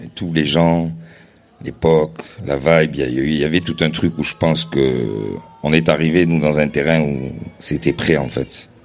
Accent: Marseille, Provence-Alpes-Côte d'Azur, France; en tant que Marseillais

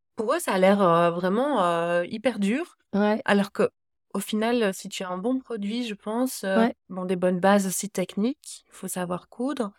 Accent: Belgium; je suis belge, je crée en Belgique

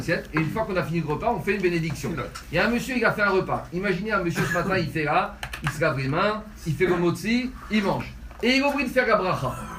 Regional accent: Tunisia; je suis un Tunisien

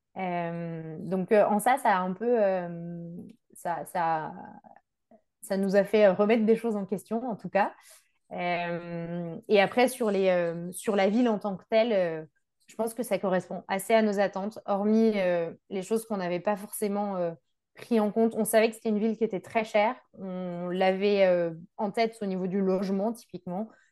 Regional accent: Brittany, France; moved away as an adult; also born or lived in Quebec; now in Vancouver, Canada; je suis bretonne, je pense que ça explique pas mal de choses. On est, euh, une, on va dire, une, région de grands voyageurs

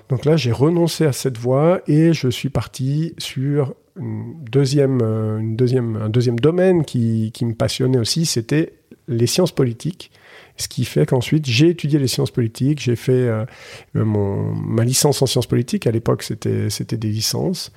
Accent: Collombey, Valais, Switzerland; also born or lived in Muraz, Valais; j'ai grandi à Colombay avant de déménager à Murat à l'adolescence

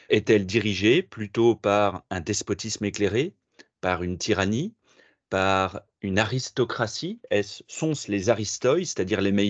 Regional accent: Paris, Île-de-France, France; now in Tours, France; j'habite à Tours depuis, euh, depuis 8 ans maintenant, je suis parisien d'origine.

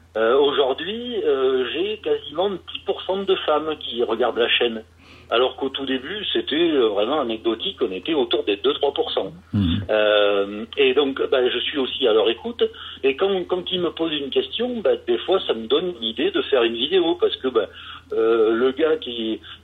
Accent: France; also born or lived in Carcassonne; moi je suis un petit Français qui fait mes vidéos dans mon garage à Carcassonne

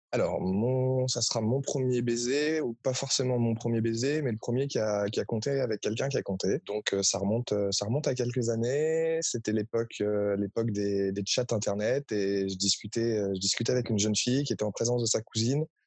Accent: Paris, Île-de-France, France; je suis de Paris

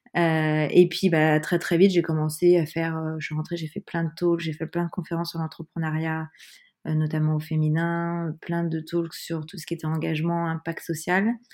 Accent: Paris suburbs, Île-de-France, France; now in Paris, France; J'ai grandi en banlieue parisienne, euh, proche Paris, je suis parisienne depuis de nombreuses années maintenant.

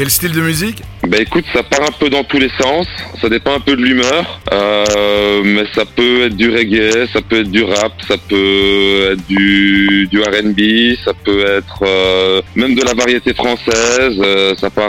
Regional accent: Liège region, Wallonia, Belgium; j'ai 38 ans. Je viens de Belgique. Et tu viens d'où en Belgique Alors, je viens de la région de Liège.

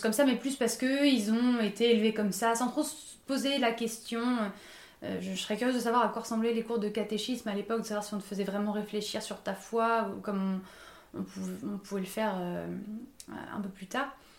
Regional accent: Paris, Île-de-France, France; j'ai grandi à Paris, donc euh, en milieu euh, très urbain, euh, toute ma vie quasiment

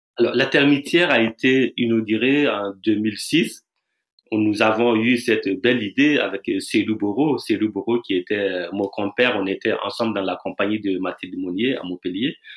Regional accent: Burkina Faso; je viens du Burkina Faso

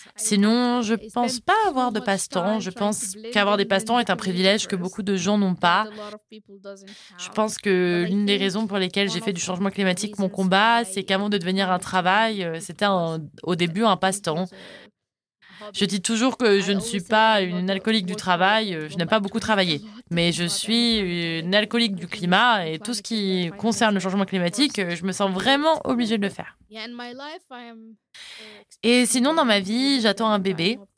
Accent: Sudan; French is a second language; also born or lived in Qatar; je viens du Soudan

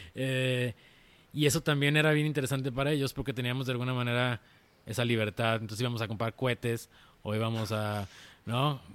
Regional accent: Zapopan, Jalisco, Mexico; also born or lived in Guadalajara; nací en Guadalajara, pero prácticamente soy de Zapopan, soy zapopano

